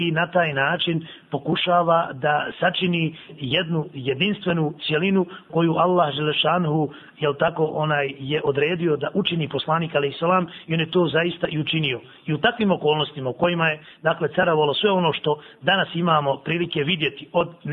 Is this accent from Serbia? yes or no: no; Bosnia & Herzegovina